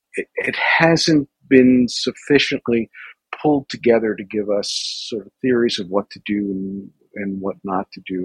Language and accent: English; New York City, New York, United States; I grew up in New York City